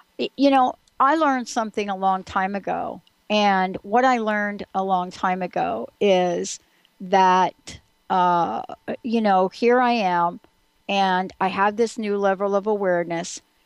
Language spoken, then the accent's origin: English; East Coast, United States; I'm from the East Coast.